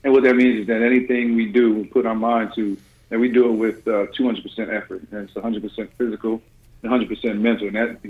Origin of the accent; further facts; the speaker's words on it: New Jersey, United States; I grew up in it and never really liked it, other than, you know, I got to make a little extra money as a teenager shoveling snow and missing school.